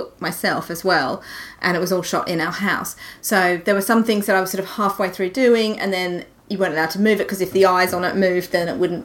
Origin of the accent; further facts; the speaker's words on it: Australia; now in United Kingdom; I'm from Australia